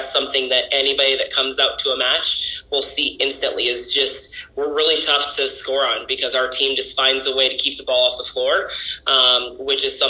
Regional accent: Kentwood, Michigan, United States; being born and raised in Grand Rapids area, I grew up in Kentwood, Michigan

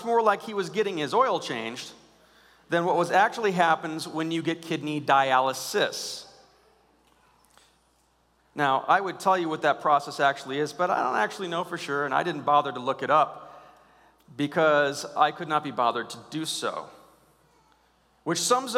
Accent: United States; I'm an American

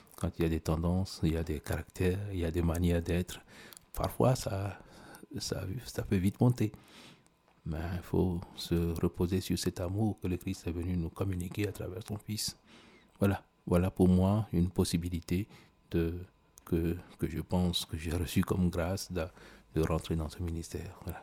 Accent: Togo; pendant tout le mois de Droser chez nous au Togo

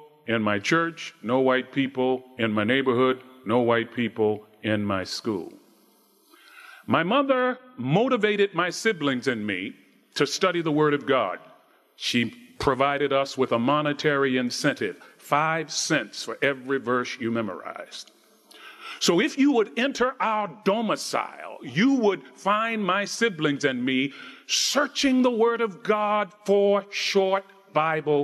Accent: Baltimore, Maryland, United States; I grew up in Baltimore, Maryland. In fact, I grew up in Freddie Gray's neighborhood

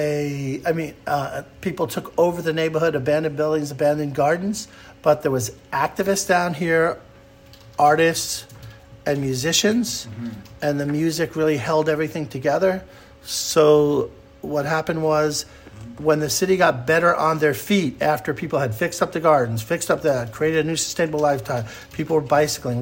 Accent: New York City, New York, United States; When I was growing up in New York City, it was an incredible place for music

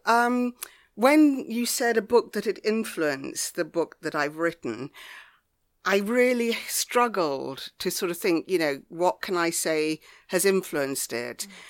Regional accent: Devon, South West England, United Kingdom; also born or lived in Ghana / Lyme Regis / Bideford; I grew up in the West Country in Devon

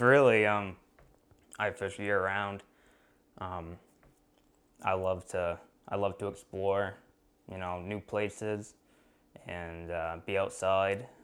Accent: Sherman, Maine, United States; I'm from Sherman, Maine, which is about an hour away from Baxter State Park.

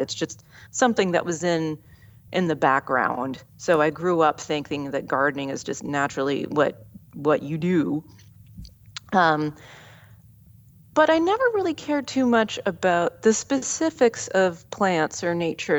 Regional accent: Southeast Ohio, United States; moved away; also born or lived in California; my hometown in Southeast Ohio

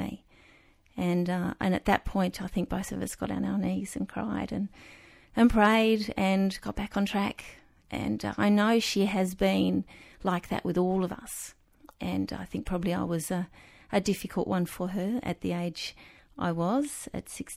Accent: Sydney, New South Wales, Australia; when I was growing up in Beecroft in Sydney

